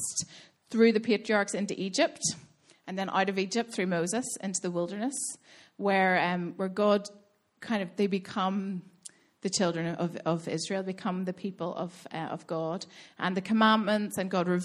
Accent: Belfast, Northern Ireland, United Kingdom; now in Dublin, Ireland; I'm originally from Belfast, grew up in Belfast, now I live in Dublin with Ross

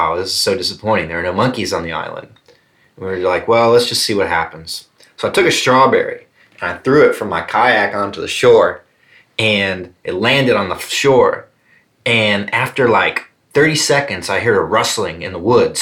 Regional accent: South Carolina, United States; There's a place in South Carolina in my home state

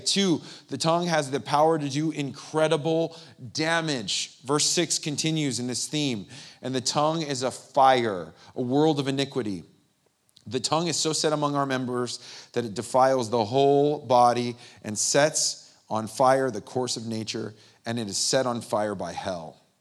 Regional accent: San Bernardino, California, United States; I grew up in the Inland Empire, San Bernardino

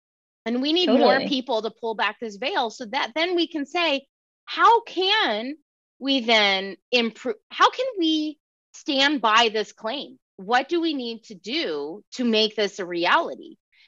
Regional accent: California, United States; now in Tucson, United States; here I am in Tucson, Arizona. I came from California.

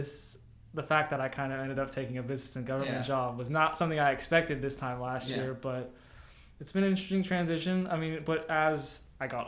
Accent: Memphis, Tennessee, United States; moved away as an adult; also born or lived in Minneapolis, Minnesota; I came from Minnesota. I was born in Minneapolis. Uh-huh. I moved to Memphis when I was 10

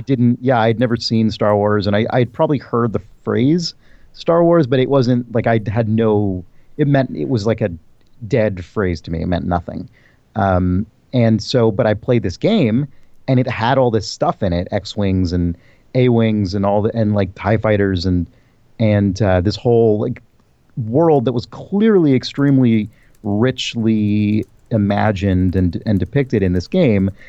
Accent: San Diego, California, United States; also born or lived in San Francisco / New York; so I was born in San Francisco. My family moved, uh, uh, when I was a kid to New York, which is where my family was from. Um, then we moved back to California, and I mainly grew up in San Diego

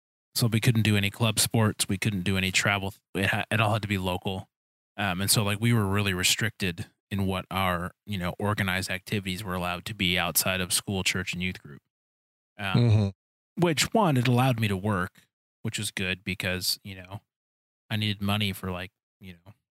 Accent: Detroit, Michigan, United States; I grew up in Detroit

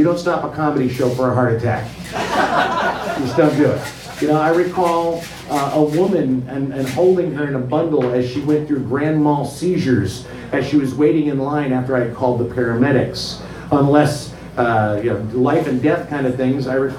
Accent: Tennessee, United States; I was born in Tennessee

